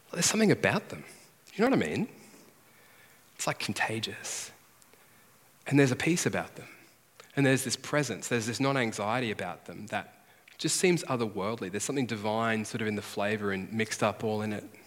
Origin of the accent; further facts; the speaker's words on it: Redcliffe, Queensland, Australia; I'm from Redcliffe